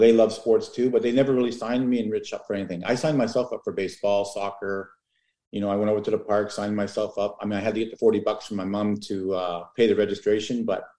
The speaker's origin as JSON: {"language": "English", "town": "Toronto", "region": "Ontario", "country": "Canada", "tie": "born or raised there", "lives_now": "Oshawa, Canada", "said": "I was born in Toronto. I was actually born in East York."}